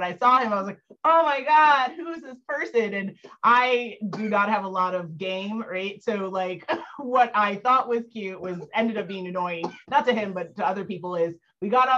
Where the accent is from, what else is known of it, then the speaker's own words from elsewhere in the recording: New York City, New York, United States; I'm born and raised in Manhattan.